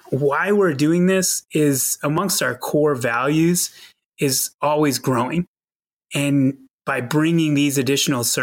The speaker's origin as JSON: {"language": "English", "area": "outside of Boston", "region": "Massachusetts", "country": "United States", "tie": "born or raised there", "moved": "yes", "lives_now": "Tucson, United States", "said": "I grew up on the East Coast outside of Boston and spent many years of my childhood shoveling snow"}